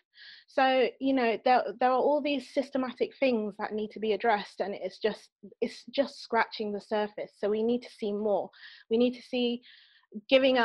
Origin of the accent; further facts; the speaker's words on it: Bristol, South West England, United Kingdom; I'm from Bristol